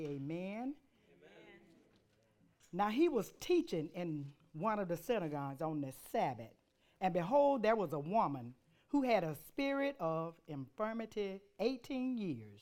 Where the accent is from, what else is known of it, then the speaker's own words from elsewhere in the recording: Montgomery, Alabama, United States; I'm country. I'm from Montgomery, Alabama